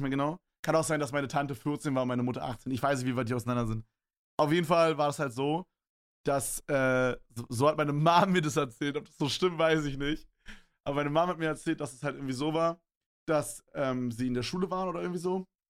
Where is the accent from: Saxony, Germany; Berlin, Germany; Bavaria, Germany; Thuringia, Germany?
Berlin, Germany; Bei uns in Berlin